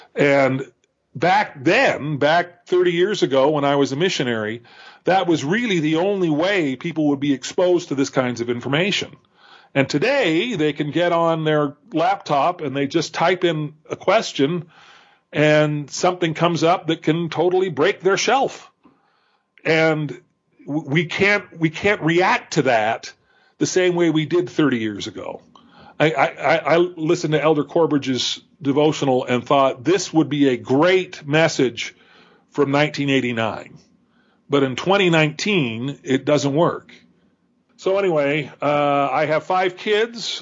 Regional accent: Calabasas, California, United States; I grew up in Southern California, not too far from Jeremy Runnels. Uh, I was in Calabasas, California

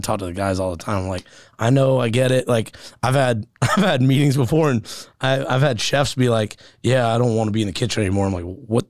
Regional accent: Tampa, Florida, United States; also born or lived in Buffalo, New York / Sacramento, California / St. Petersburg, Florida; So, I grew up in Tampa, and I was born in Buffalo.

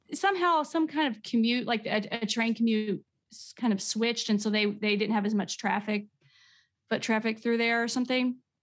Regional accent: Midwest, United States; I'm from the Midwest

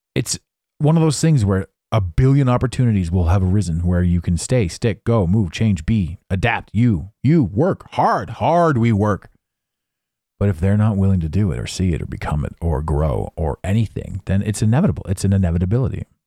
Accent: Canada; I'm Canadian

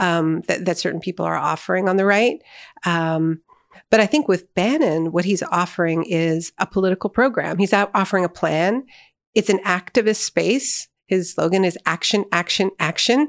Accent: Canada; as a Canadian

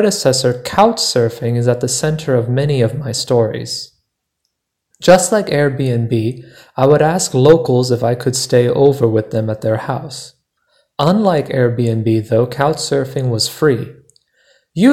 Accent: United States; I am from the United States, but nearly half my extended family lives abroad

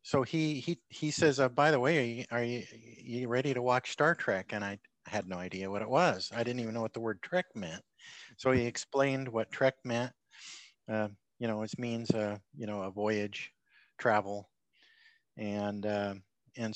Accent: Portland, Oregon, United States; also born or lived in Medford, Oregon; now in Arlington, United States; Born in Medford, Oregon. Went to high school in the Portland area. Always been on the West Coast.

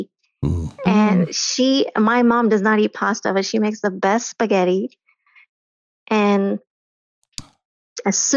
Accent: North Carolina, United States; moved away as an adult; also born or lived in India / Florida / Ohio / Chicago; now in McKinney, United States; So I was born in India, and then I moved to the United States when I was two. I lived in Florida, Ohio, Chicago, but North Carolina is where I really grew up.

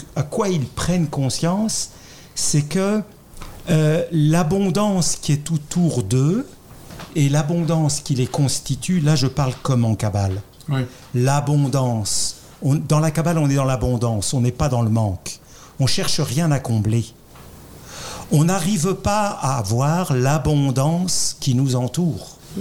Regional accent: France; accent: French; vous l'avez reconnu à mon accent, je suis français

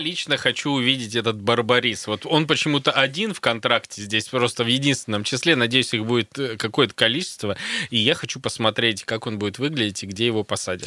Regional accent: Krasnoyarsk, Krasnoyarsk Krai, Russia; коренного красноярца

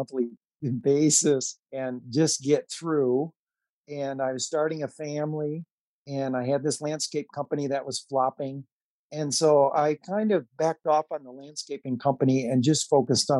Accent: Saginaw, Michigan, United States; my hometown of Saginaw, Michigan

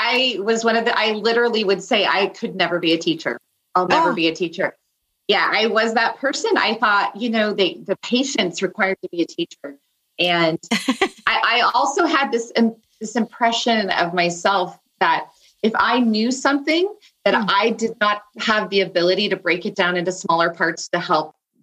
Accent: Castro Valley, California, United States; also born or lived in Santa Barbara, California; I grew up in the East Bay area of San Francisco

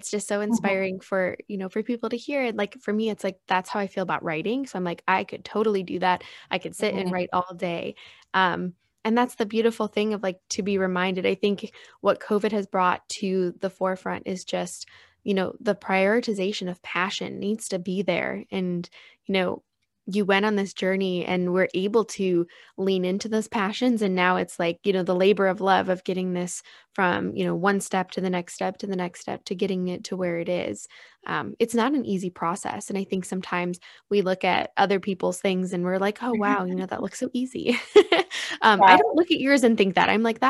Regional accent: Chicago, Illinois, United States; now in San Diego, United States; because I too am a transplant to San Diego. I came from Chicago area, and the ocean was always calling to me since I was younger.

